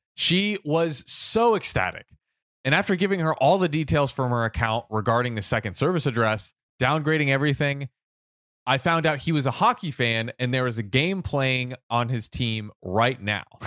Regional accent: United States; I'm American

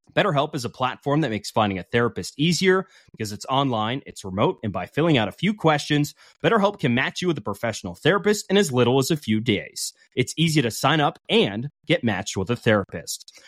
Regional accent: Seattle, Washington, United States; I grew up in Ballard

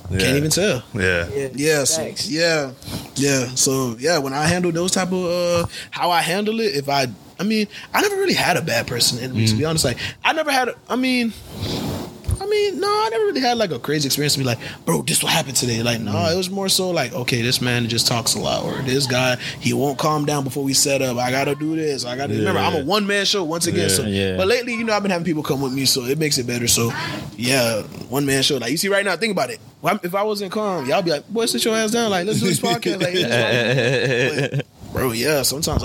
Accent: Broward, Florida, United States; I grew up in Broward

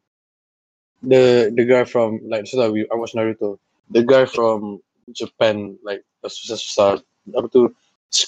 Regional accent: Malaysia; we Malaysians. By the way, we're from Malaysia

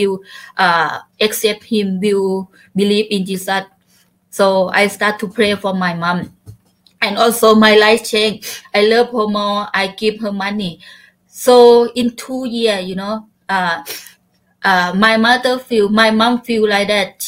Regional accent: Chaiyaphum, Thailand; English is a second language; I back home in my hometown in Chaiyaphum province

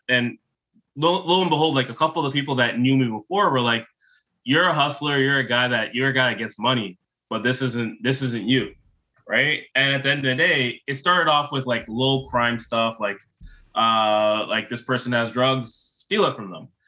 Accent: Toronto, Ontario, Canada; also born or lived in Ottawa / Bowmanville; I grew up in Toronto, Ontario

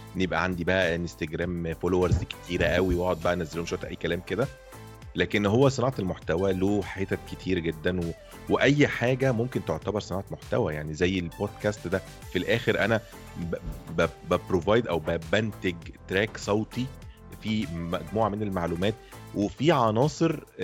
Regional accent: Egypt; انا من مصر

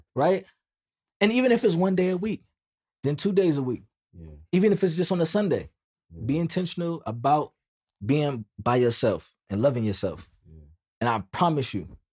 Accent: United States; I'm Black American

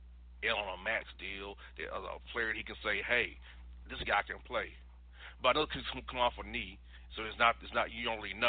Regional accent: Florida, United States; the state of Florida, my home state.

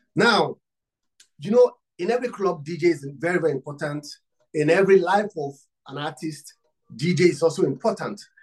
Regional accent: Nigeria; I'm from Africa and Nigeria. I'm from Nigeria

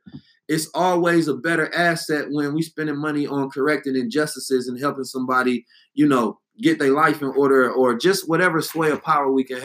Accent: Oakland, California, United States; I'm from the Bay and know I'm from Oakland

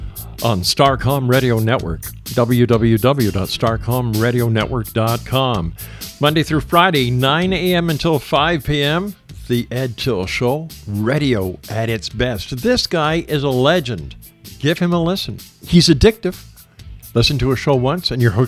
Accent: Montreal, Quebec, Canada; now in Hamilton, Canada; my hometown, Montreal

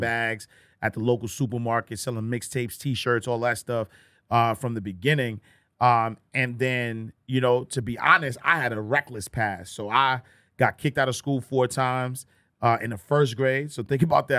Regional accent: New York City, New York, United States; I'm from Harlem

